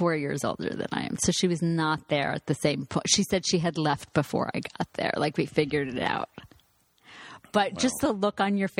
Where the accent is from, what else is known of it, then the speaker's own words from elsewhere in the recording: Long Island, New York, United States; I'm from Long Island.